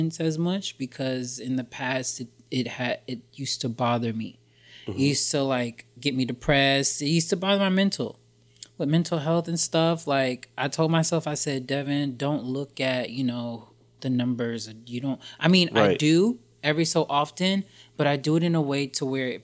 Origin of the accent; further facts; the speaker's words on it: Jacksonville, Florida, United States; also born or lived in New York; now in Los Angeles, United States; I'm originally from Florida, Jacksonville, Florida.